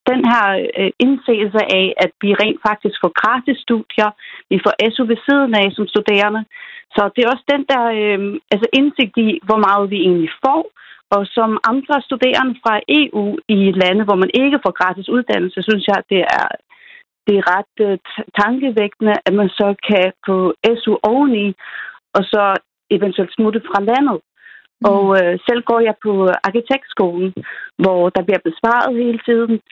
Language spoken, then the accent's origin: Danish; Faroe Islands; now in Aarhus, Denmark; som færing i Danmark har vi også mange de samme rettigheder